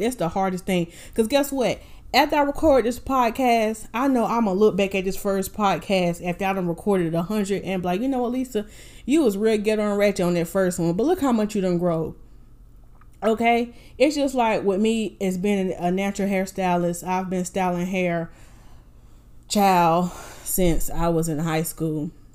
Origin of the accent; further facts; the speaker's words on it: Winston-Salem, North Carolina, United States; now in Raleigh, United States; I am originally from Winston-Salem, North Carolina